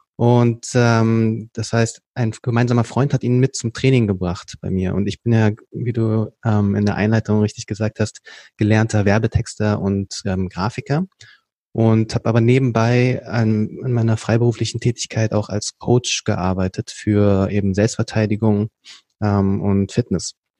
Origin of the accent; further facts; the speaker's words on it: Berlin, Germany; ich bin dann hier in Berlin geboren und aufgewachsen